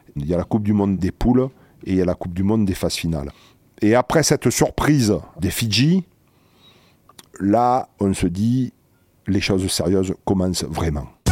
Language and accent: French; La Valette-du-Var, Provence-Alpes-Côte d'Azur, France; dans ma famille, euh, je suis de la Valette